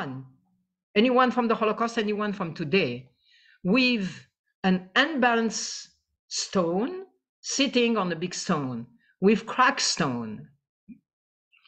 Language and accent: English; Tunisia; I am from Tunisia